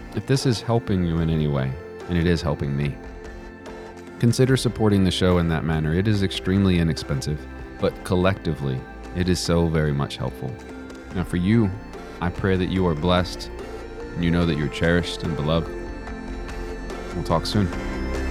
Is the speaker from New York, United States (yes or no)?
no; Midland, Texas, United States; also born or lived in Odessa, Texas; out where I'm from